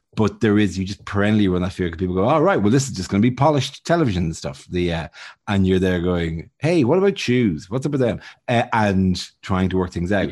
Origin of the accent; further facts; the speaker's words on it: Bray, Leinster, Ireland; moved away as an adult; now in United Kingdom; I'm from Braes